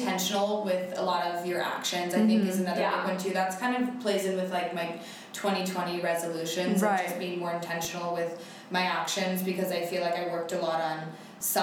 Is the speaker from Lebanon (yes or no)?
no; Northern California, United States; I grew up in NorCal